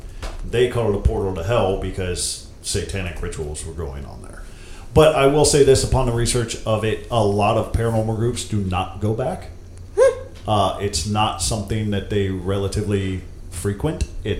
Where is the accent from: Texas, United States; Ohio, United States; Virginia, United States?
Ohio, United States; Akron; I grew up in Akron.